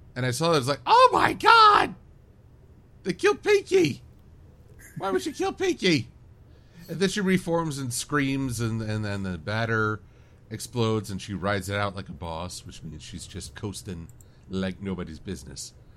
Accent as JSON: {"language": "English", "country": "United States", "said": "I'm American"}